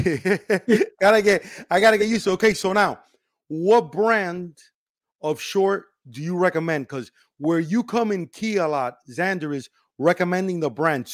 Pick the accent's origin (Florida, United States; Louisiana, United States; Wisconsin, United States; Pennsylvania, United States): Florida, United States; Miami; I'm in Miami. Okay, I'm Cuban from Miami.